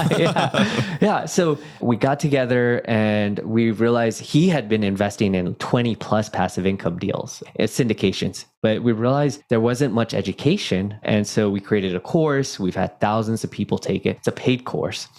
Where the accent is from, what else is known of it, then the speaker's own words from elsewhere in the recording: Silicon Valley, California, United States; I was born in Silicon Valley